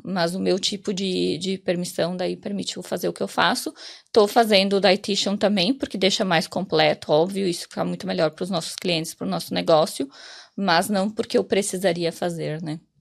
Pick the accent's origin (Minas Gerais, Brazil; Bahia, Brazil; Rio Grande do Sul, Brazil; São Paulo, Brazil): Rio Grande do Sul, Brazil; Porto Alegre; moved away as an adult; now in Ireland; Eu saí de Porto Alegre, eu cheguei em janeiro, janeiro de 2018.